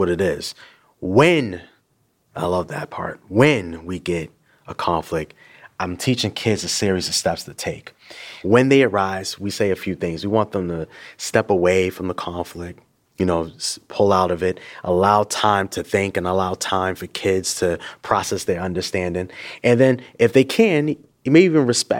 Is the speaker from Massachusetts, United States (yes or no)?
yes; Boston, Massachusetts, United States; Born and raised in Boston, Massachusetts